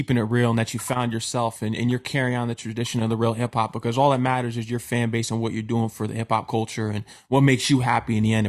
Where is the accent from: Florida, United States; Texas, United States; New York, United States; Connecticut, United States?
Connecticut, United States; growing up in Connecticut